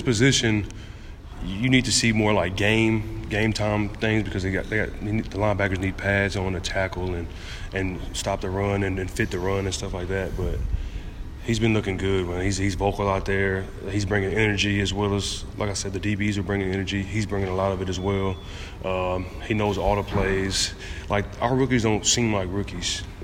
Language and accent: English; Galveston, Texas, United States; moved away; my free camp that I do, uh, annually in my hometown of Galveston